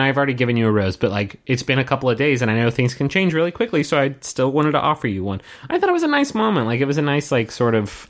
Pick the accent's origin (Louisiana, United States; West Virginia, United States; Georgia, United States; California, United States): West Virginia, United States; Huntington; when I was growing up in West Virginia and I, I in, in in Huntington